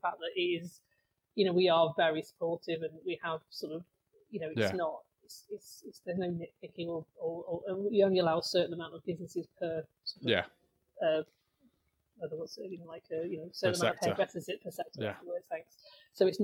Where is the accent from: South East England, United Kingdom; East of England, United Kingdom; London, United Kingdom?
East of England, United Kingdom; Cambridge; moved away as an adult; also born or lived in Manchester; now in Stockport, United Kingdom; Well, I was born and bred in Cambridge, but I came up here in 1984.